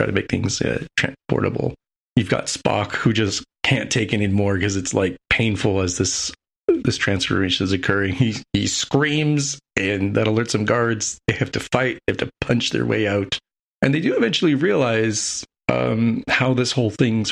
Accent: United States; as an American

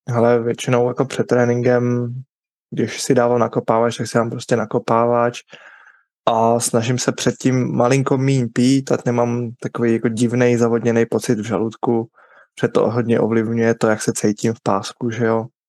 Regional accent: Bohemia, Czechia; tady u nás v Čechách

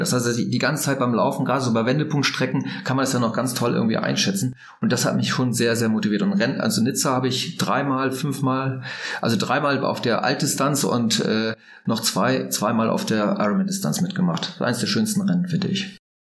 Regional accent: Langen, Lower Saxony, Germany; ich bin in Norddeutschland aufgewachsen, in, bei Bremerhaven in Langen

